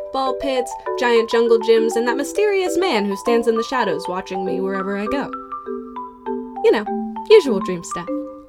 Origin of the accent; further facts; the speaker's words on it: Maryland, United States; now in New York City, United States; I'm in my early 20s. I live in New York City. I grew up in Maryland with my fantastic single mom and my brother. I am half black, half white, and I am a girl.